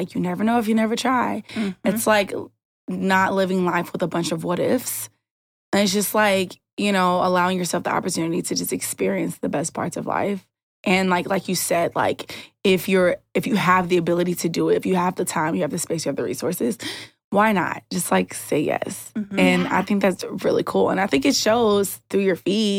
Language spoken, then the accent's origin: English; St. Louis, Missouri, United States; my hometown